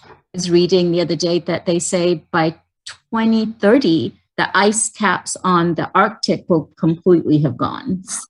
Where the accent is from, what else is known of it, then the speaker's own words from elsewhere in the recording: London, United Kingdom; moved away; Growing up in London